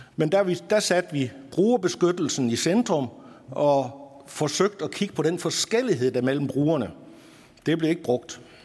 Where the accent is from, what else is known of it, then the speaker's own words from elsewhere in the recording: North Jutland, North Denmark Region, Denmark; op i Nordjylland, der hvor jeg kommer fra